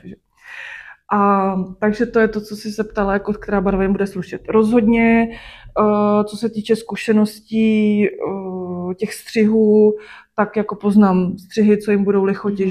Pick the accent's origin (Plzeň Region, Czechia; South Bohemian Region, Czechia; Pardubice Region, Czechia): Plzeň Region, Czechia; Klatovy; moved away as an adult; also born or lived in Sušice; now in Plzeň, Czech Republic; narodila jsem se v Sušici. Aha. A do Klato jsme se přestěhovali, když mě bylo 12.